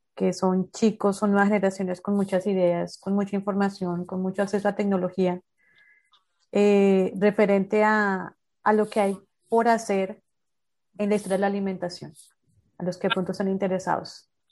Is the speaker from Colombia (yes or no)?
yes; Bogotá, Colombia; also born or lived in Santander; now in Barranquilla, Colombia; yo soy bogotana, después vivo en Santander